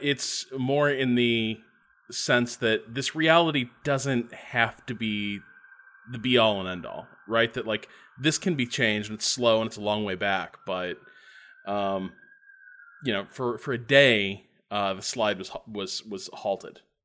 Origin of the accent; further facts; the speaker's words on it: Northwest Indiana, United States; I grew up in Northwest Indiana